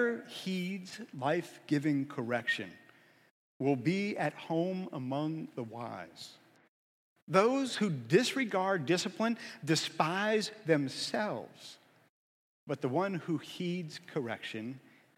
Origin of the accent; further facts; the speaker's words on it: Erie, Pennsylvania, United States; I grew up in Erie